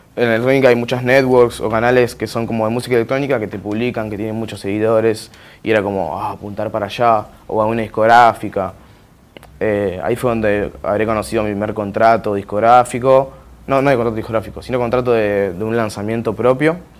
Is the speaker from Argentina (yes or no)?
yes; Santos Lugares, Buenos Aires Province, Argentina; Nací en Santos Lugares, 3 de febrero